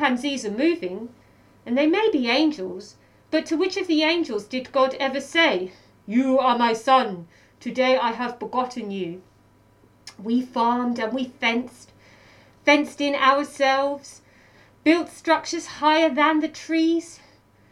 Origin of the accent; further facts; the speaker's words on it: Welwyn Garden City, East of England, United Kingdom; moved away as an adult; also born or lived in Manchester, United Kingdom / Bristol, United Kingdom; now in Melbourne, Australia; So I'm from Welwyn Garden City, which is a small town north of London.